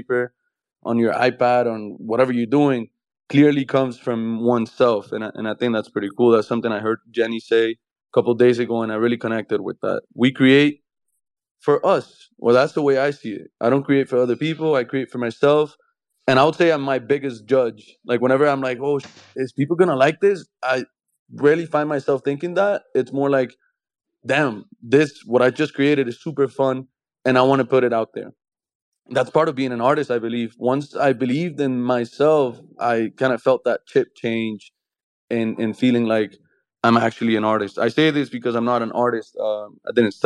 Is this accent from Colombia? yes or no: yes; Colombia; I'm from Colombia